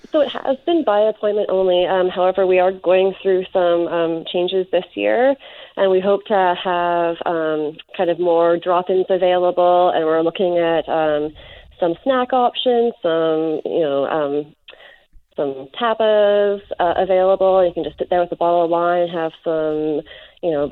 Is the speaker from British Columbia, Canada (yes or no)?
yes; North Vancouver, British Columbia, Canada; I was born and raised in North Vancouver